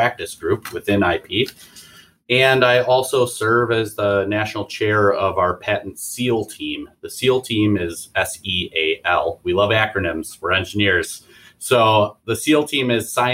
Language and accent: English; Oconomowoc, Wisconsin, United States; I'm from southeastern Wisconsin. I live out in the lake country of Wisconsin